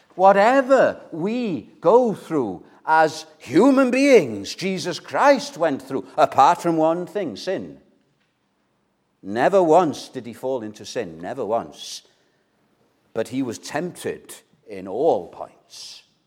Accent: North Wales, United Kingdom; I'm from North Wales

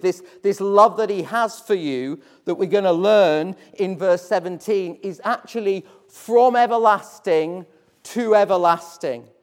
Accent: Hull, Yorkshire and the Humber, United Kingdom; I grew up in Hull

